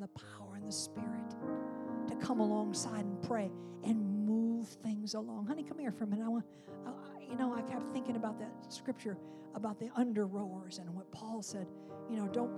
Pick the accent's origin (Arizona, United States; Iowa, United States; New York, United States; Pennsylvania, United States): New York, United States; upstate; in my hometown of upstate New York, where blizzards came in over Lake Ontario